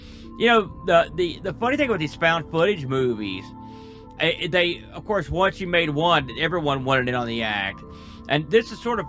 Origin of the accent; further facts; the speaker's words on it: New Jersey, United States; I think I did. believe it or not, just because I'm from New Jersey.